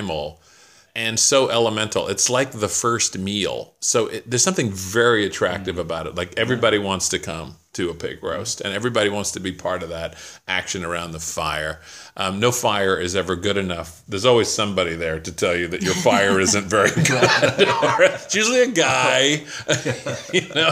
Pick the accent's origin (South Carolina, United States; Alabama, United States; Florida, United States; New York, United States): South Carolina, United States; Charleston; when I was growing up in Charleston, South Carolina